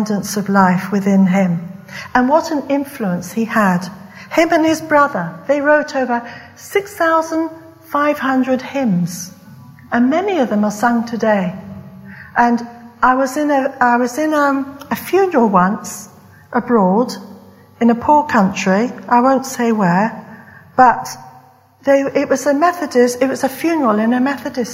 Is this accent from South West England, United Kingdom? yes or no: yes; West Country, South West England, United Kingdom; moved away; I come from the West Country. And the West Country, for students, it's right down south in England.